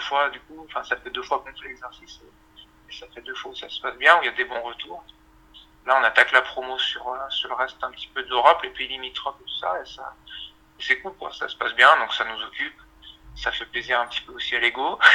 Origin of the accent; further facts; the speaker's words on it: Chambéry, Auvergne-Rhône-Alpes, France; On vient de Chambéry, en Savoie